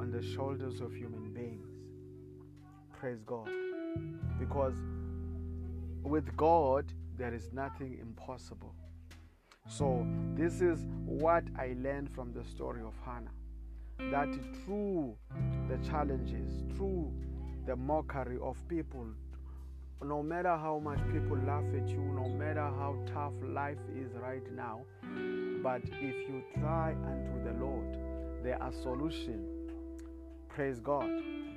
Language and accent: English; South Africa; I come from South Africa.